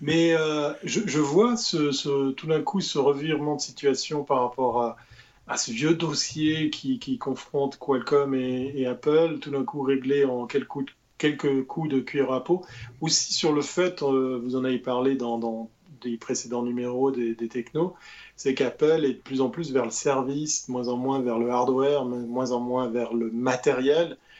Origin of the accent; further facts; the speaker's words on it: Switzerland; notre île, qui est la Suisse